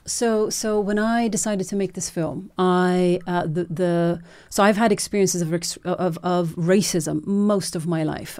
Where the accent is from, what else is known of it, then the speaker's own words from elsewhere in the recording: Norway; moved away; I was born and raised in Norway